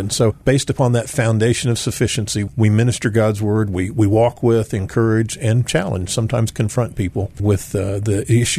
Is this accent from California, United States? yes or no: no; Dallas, Texas, United States; Well, of course, I am a Texan at heart. If you haven't noticed, we Texans can be a little prideful. So I am indeed a proud Texan.